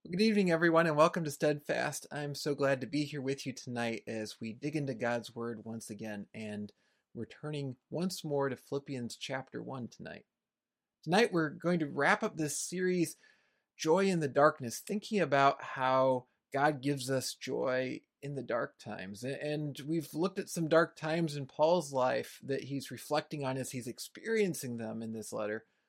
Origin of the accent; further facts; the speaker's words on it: United States; my own country here in the United States